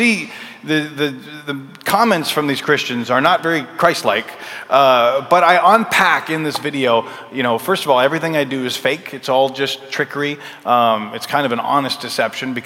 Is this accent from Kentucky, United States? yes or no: no; Minnesota, United States; We would travel with our church, which I grew up in Minnesota